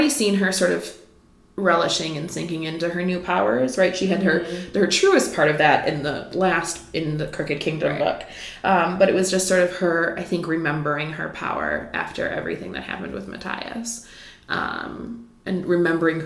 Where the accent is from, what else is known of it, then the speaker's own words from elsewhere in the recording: Midwest, United States; I'm from the Midwest